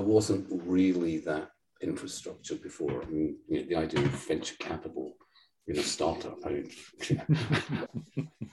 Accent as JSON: {"language": "English", "town": "Cumbernauld", "region": "Scotland", "country": "United Kingdom", "tie": "born or raised there", "said": "I grew up in Cumbernauld, literally the second shittiest town in the whole of the UK"}